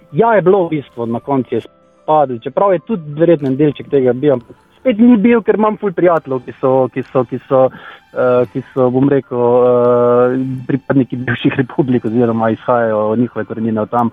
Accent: Slovenia

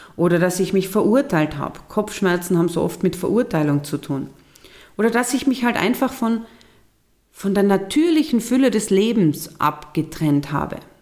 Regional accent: Austria; bei uns in Österreich

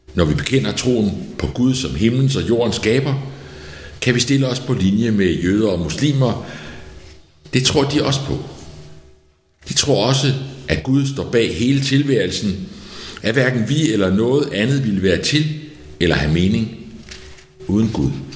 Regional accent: outside Copenhagen, Capital Region of Denmark, Denmark; Der, hvor jeg voksede op, uden for København i 60'erne

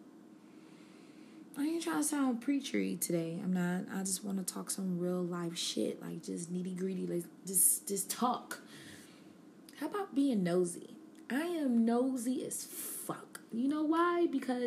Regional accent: Buffalo, New York, United States; now in Charlotte, United States; I am from Buffalo, New York

